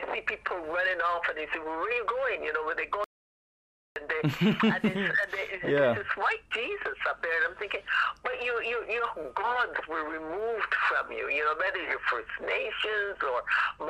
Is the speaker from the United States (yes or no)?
no; Barbados; moved away; I am from Barbados originally